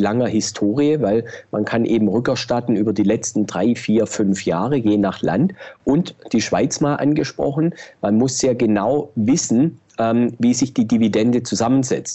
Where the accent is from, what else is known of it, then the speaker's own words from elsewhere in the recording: Germany; wir als Deutsche